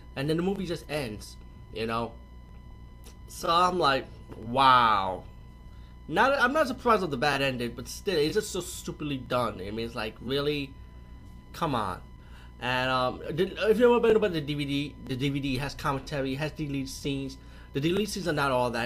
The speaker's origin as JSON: {"language": "English", "region": "New York", "country": "United States", "said": "I'm from New York too"}